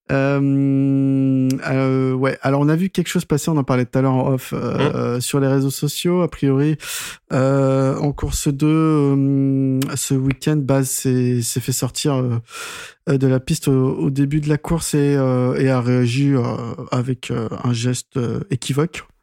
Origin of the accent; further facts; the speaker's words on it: France; Nous, en tant que Français